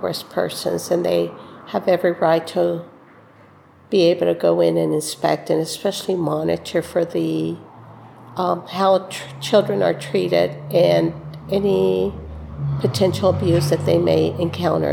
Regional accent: Rio Grande Valley, South Texas, United States; now in Austin, United States; I'm from Austin, originally from the Rio Grande Valley.

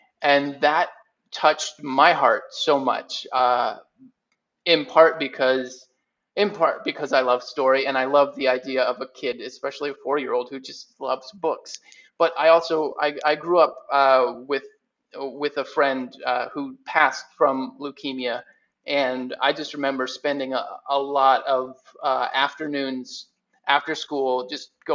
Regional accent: Lakeland, Florida, United States; my hometown of Lakeland, Florida

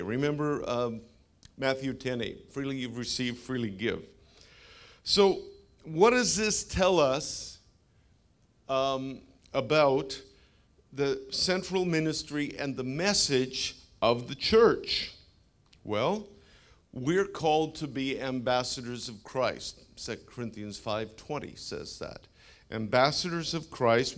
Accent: Canada; now in United States; I'm a Canadian.

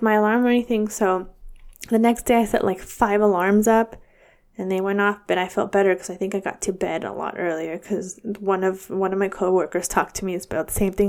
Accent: Dixon, California, United States; my hometown of Dixon, California

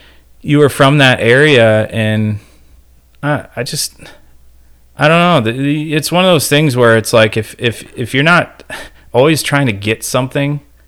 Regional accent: Ohio, United States; now in Manistee, United States; I grew up in Ohio

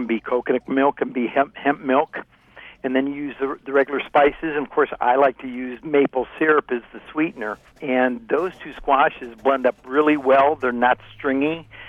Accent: Ohio, United States; You know, growing up in Ohio, maybe that's what was going on there.

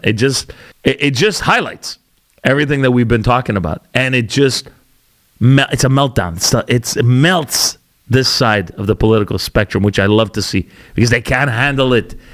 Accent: Canada; also born or lived in Calgary, Alberta / Ontario; We're Canadian, or we're all Canadian.

